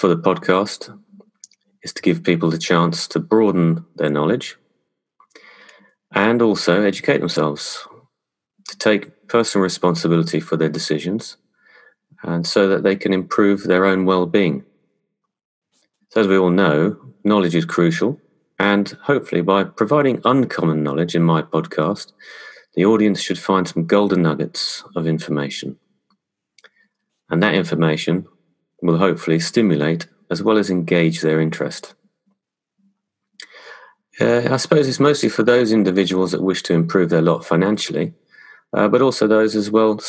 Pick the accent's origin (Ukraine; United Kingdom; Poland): United Kingdom; England; moved away as an adult; also born or lived in London / Paris / Madrid / Dubai; I was born and raised in England